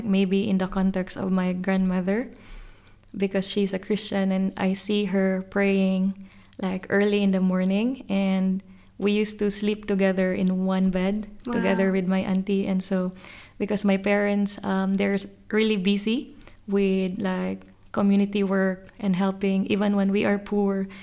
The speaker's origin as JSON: {"language": "English", "town": "Cebu City", "region": "Central Visayas", "country": "Philippines", "tie": "born or raised there", "moved": "as an adult", "lives_now": "Sydney, Australia", "said": "I'm originally from Cebu, Philippines, but I have been here in Sydney for maybe nearly 5 years."}